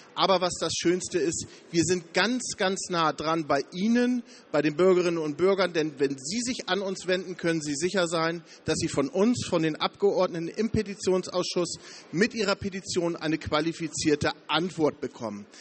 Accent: Verden district, Lower Saxony, Germany; Persönlich komme ich aus Norddeutschland, aus Niedersachsen, aus dem Landkreis Verden

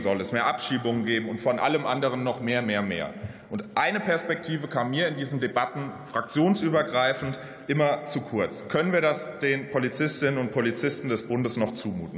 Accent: Mainz, Rhineland-Palatinate, Germany; in meiner Heimat Mainz

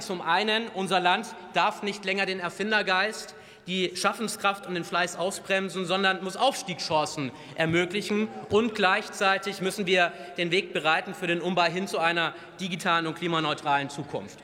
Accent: Bavaria, Germany; Ich komme selber aus Bayern

